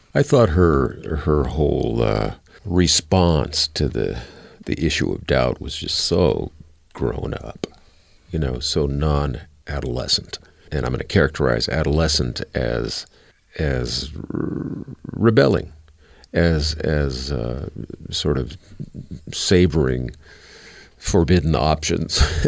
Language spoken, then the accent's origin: English; United States; as an American